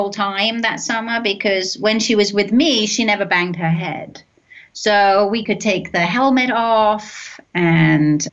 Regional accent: London, United Kingdom; moved away as an adult; now in United States; I grew up in London.

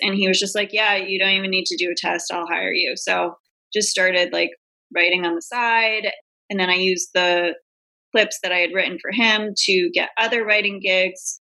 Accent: New England, United States; Like I grew up in New England and it's very quiet and boring and vanilla.

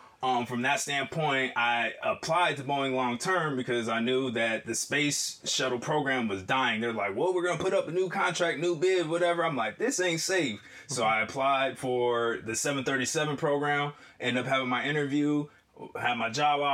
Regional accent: Detroit, Michigan, United States; also born or lived in Littleton, Colorado; And after we moved from Detroit, I went to Littleton, Colorado. I say Denver because most people know Denver.

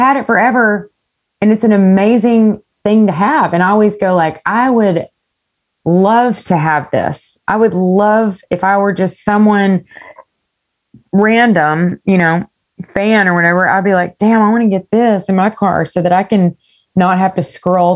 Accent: East Texas, United States; I grew up in East Texas

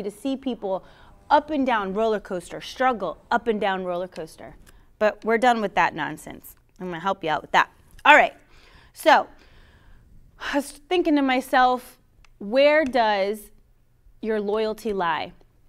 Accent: Florida, United States; I'm from Florida. I'm a Florida girl. I'm a Miami Dolphins fan.

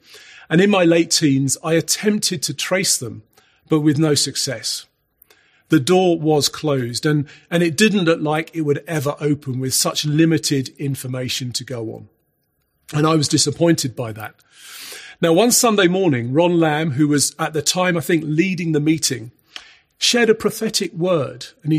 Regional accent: Salisbury, South West England, United Kingdom; born there; my adoptive parents told me that I was born in Salisbury in Wiltshire

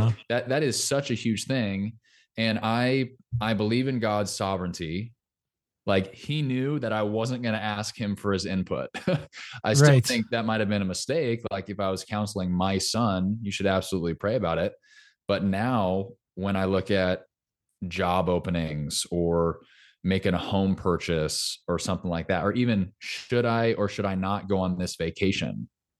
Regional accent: Orange County, California, United States; moved away as an adult; also born or lived in Los Angeles, California; now in Nashville, United States; Orange County, California.

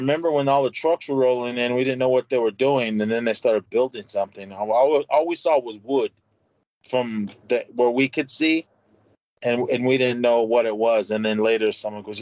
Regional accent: Oakland, California, United States; my hometown, in downtown Oakland

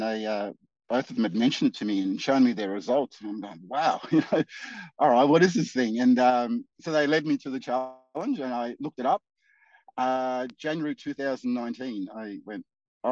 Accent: Darwin, Northern Territory, Australia; moved away as an adult; now in Geelong, Australia; I'm originally from Darwin, Northern Territory, and I moved down to Geelong. It's my seventh year now

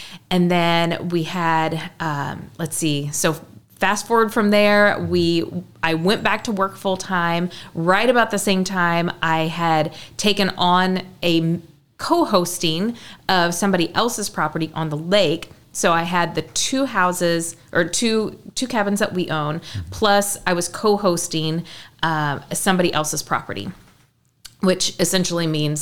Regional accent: Newton, Illinois, United States; moved away as an adult; now in Southern Illinois, United States; I'm from the Effingham area, a little town called Newton

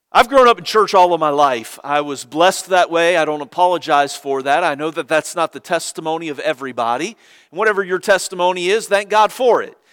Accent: Cincinnati, Ohio, United States; moved away; I was born in Cincinnati and grew up there

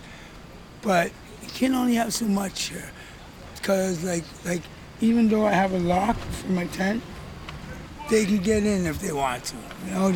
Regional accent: Toronto, Ontario, Canada; I grew up in Regent Park, one of Toronto's, or it could have even been Canada's, first housing complex

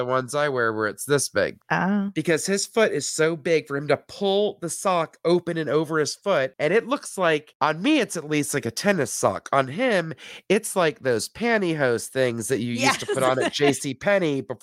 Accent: the South, United States; I grew up in the South

